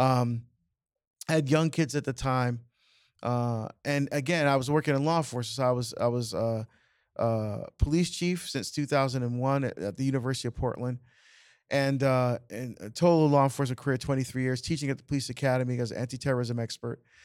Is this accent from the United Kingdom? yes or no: no; Barbados; now in United States; I was born in Barbados, immigrant to the United States